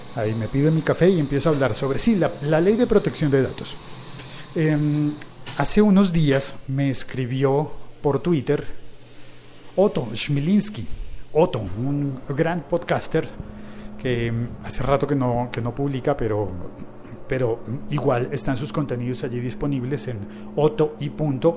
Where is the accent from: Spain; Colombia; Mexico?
Colombia; Bogotá; mi ciudad, en Bogotá